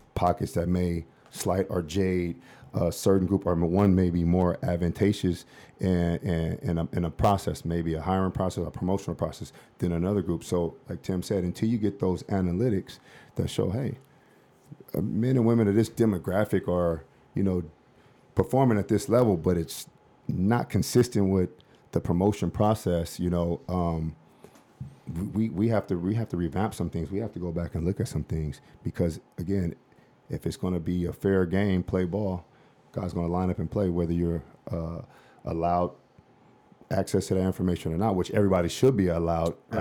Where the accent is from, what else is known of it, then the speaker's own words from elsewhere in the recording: Los Angeles, California, United States; I'm from South Central